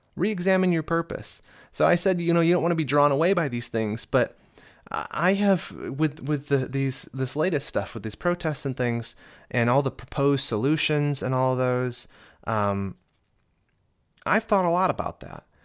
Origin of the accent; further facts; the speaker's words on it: United States; accent: American; I'm in America, obviously, as you can tell by my beautiful American accent